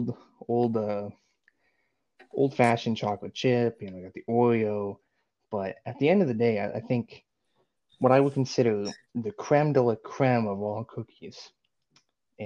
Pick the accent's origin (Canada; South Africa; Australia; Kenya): Canada; I'm Canadian